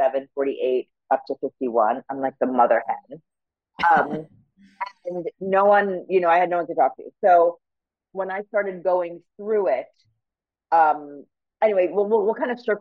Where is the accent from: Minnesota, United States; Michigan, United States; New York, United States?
New York, United States; moved away as an adult; now in Los Angeles, United States; I'm born and bred in New York. So I'm a New Yorker